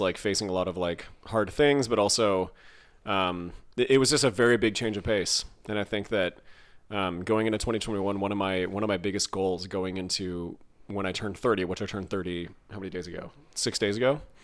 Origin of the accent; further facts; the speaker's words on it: California, United States; a massive Iron Man race in my hometown